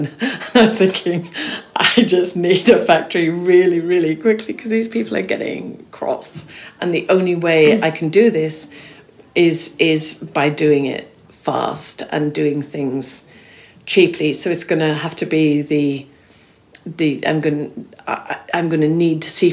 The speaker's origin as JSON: {"language": "English", "town": "Swansea", "region": "Wales", "country": "United Kingdom", "tie": "born or raised there", "said": "when I was growing up in South Wales, I remember going into Smith's and there'd be glossy magazines on the shelves in the magazine sort of section in Smith's in Swansea"}